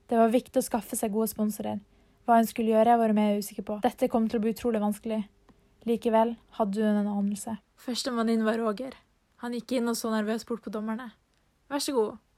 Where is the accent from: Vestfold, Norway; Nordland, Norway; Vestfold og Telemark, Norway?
Nordland, Norway; Narvik; Ja, jeg kommer også fra Narvik.